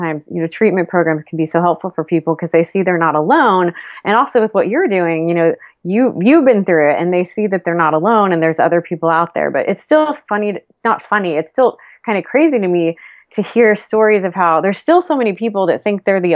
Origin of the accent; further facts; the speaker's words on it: Austin, Texas, United States; my hometown in Austin